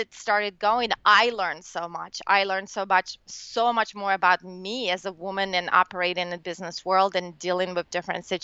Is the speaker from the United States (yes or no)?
no; Russia; moved away; I'm from Russia originally